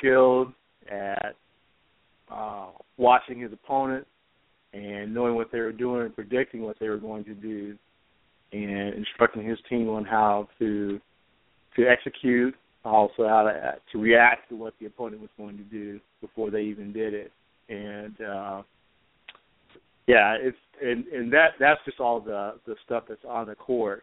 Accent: Wilmington, North Carolina, United States; I grew up in Wilmington, North Carolina

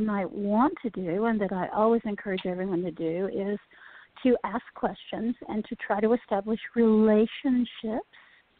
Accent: Appalachia, United States

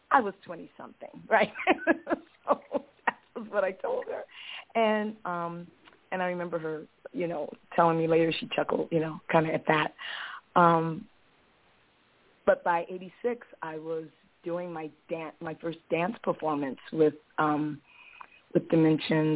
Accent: Los Angeles, California, United States; moved away as an adult; now in Bay Area, United States; I decided to move to the Bay Area from my hometown in Los Angeles. I grew up in Los Angeles

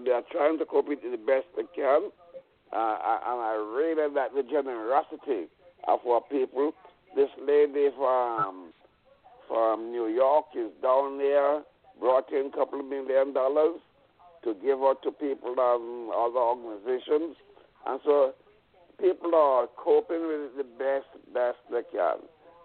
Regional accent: India; I'm from India. I was there.

